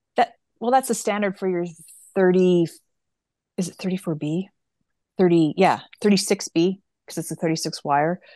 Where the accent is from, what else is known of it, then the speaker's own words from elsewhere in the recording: Canada; we're Canadian